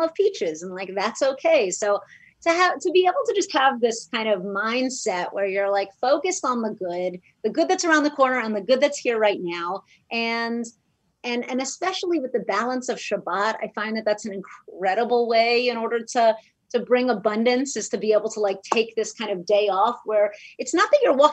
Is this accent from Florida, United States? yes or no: yes; Miami, Florida, United States; now in Los Angeles, United States; I grew up in Miami, Florida, and I went to public schools